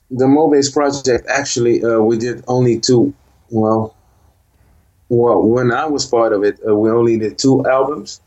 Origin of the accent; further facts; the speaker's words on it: Rotterdam, South Holland, Netherlands; I was born and raised here in Holland in Rotterdam.